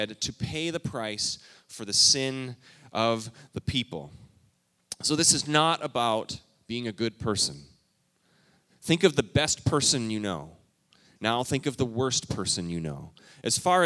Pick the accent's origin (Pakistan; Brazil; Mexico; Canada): Canada; moved away as an adult; I moved here from Canada? When I was a youngster, I think I was 18